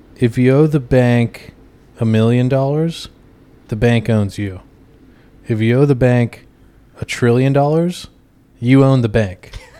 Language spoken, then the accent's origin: English; Texas, United States; now in Brooklyn, United States; I'm from Texas originally